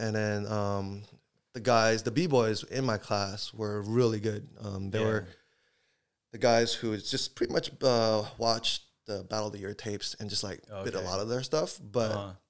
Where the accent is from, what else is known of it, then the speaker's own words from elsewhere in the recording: California, United States; I come from Lynbrook, near Cupertino.